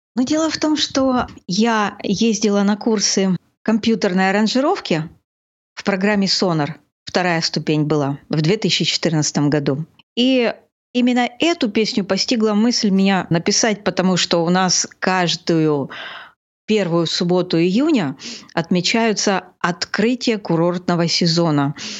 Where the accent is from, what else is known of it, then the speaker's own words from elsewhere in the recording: Gelendzhik, Krasnodar Krai, Russia; я родилась в этом городе, я его очень люблю